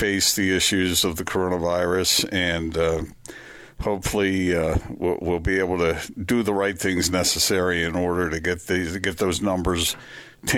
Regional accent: Delaware, United States; moved away; a racetrack that was in my home state is still there, the Dover at Dover

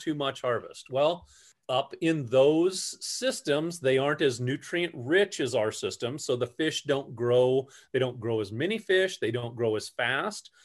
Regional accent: Newton, Iowa, United States; grew up over, uh, in the Newton area, grew up playing in the creek

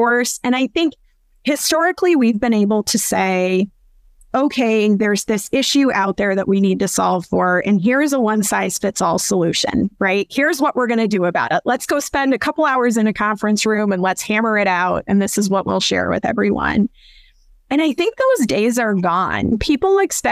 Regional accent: Iowa, United States; moved away; I'm originally from Iowa, a small town in Iowa

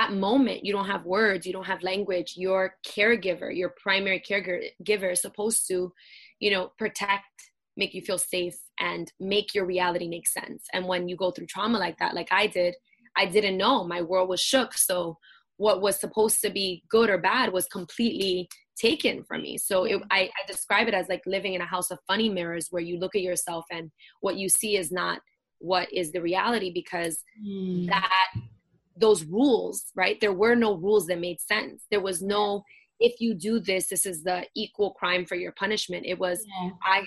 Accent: New York City, New York, United States; I grew up in Brooklyn, in Bushwick, and I am born and raised here, New Yorican

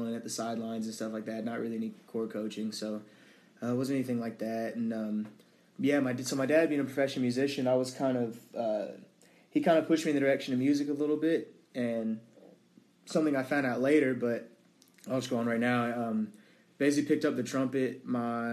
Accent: Dallas, Texas, United States; Born and raised in Dallas, Texas, to mom and dad who loved me very much

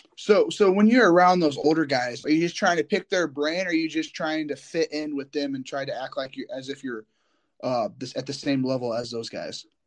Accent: Indiana, United States; I'm from Indiana

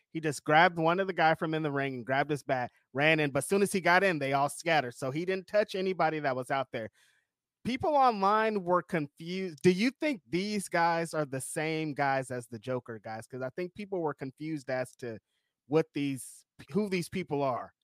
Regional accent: California, United States; We're from California

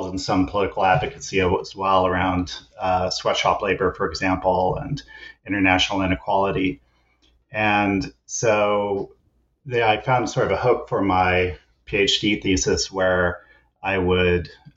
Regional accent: Kansas, United States; also born or lived in East Coast; now in British Columbia, Canada; I'm originally an American, grew up in Kansas and did all my schooling on the East Coast.

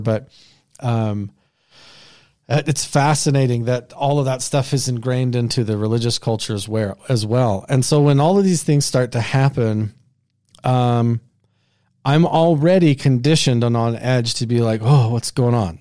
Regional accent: Southeast Idaho, United States; the place that I grew up in Southeast Idaho

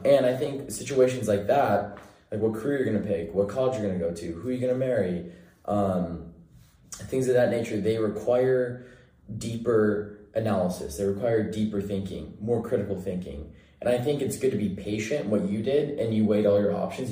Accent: Bakersfield, California, United States; I'm from Central California.

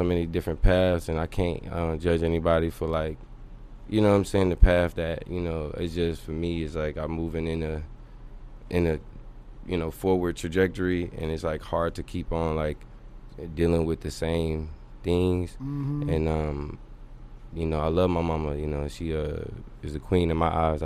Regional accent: Dallas, Texas, United States; also born or lived in Tucson, Arizona; From here, from Dallas

